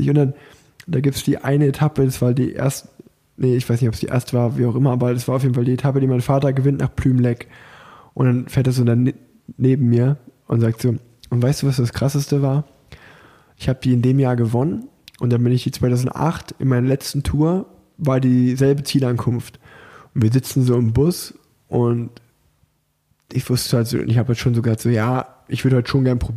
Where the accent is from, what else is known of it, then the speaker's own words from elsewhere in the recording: Unna, North Rhine-Westphalia, Germany; ich komme aus Unna